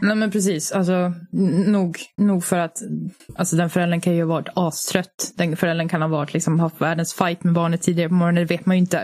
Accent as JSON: {"language": "Swedish", "country": "Finland", "moved": "yes", "lives_now": "Sweden", "said": "jag är ju finsk"}